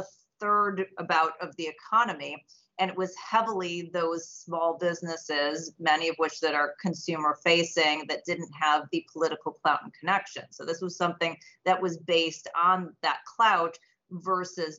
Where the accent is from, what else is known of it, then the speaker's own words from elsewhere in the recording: Illinois, United States; I'm from Illinois